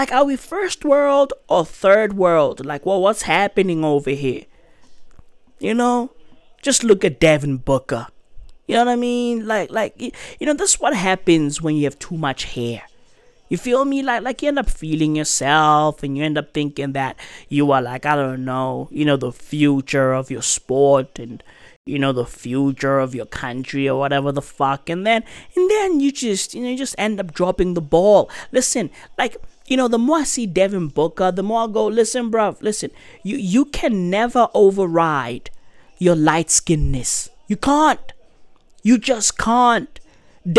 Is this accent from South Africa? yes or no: yes; South Africa; I'm a South African